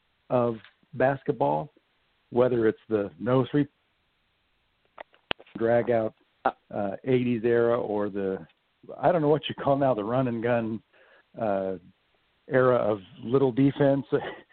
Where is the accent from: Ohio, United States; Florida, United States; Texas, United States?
Texas, United States; Houston; I grew up in Houston a large part of my childhood when Hakeem was playing at U of H and then with the Rockets.